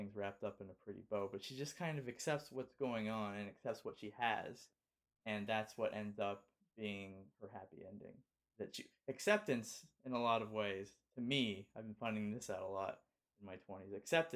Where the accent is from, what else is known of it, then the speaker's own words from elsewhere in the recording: Los Angeles, California, United States; born and raised in Los Angeles and spent every Christmas in Los Angeles